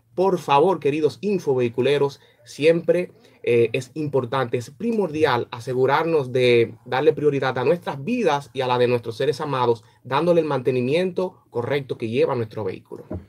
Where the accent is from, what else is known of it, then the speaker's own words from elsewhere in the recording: Dominican Republic; como dominicano